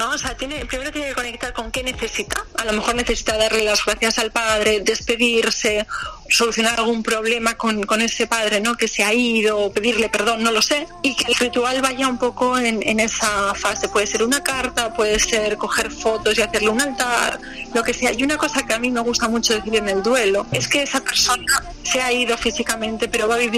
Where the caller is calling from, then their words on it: Canary Islands, Spain; de Gran Canaria.